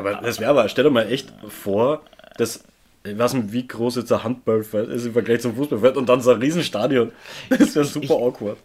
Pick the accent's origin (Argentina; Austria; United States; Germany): Austria; ich einfach gewohnt bin aus Österreich